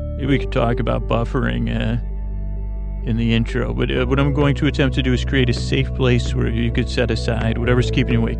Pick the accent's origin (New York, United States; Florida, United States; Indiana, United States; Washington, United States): New York, United States; Syracuse; moved away; where I grew up in Syracuse, New York